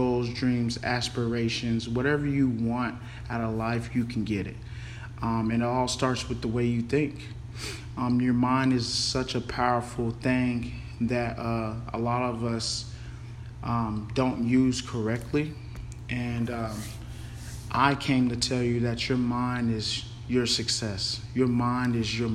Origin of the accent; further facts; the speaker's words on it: Denton, Texas, United States; also born or lived in Carrollton, Texas / San Marcos, Texas; I was born in Carrollton, Texas, grew up in Den, Texas, went to Den Geyer